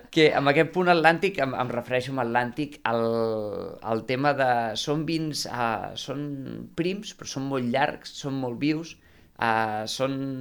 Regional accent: Conca de Barberà, Catalonia, Spain; jo sóc de la Conca de Barberà

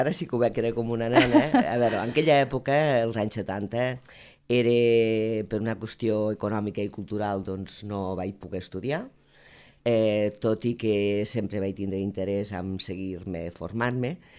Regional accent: Balaguer, Catalonia, Spain; Jo sóc de Balaguer

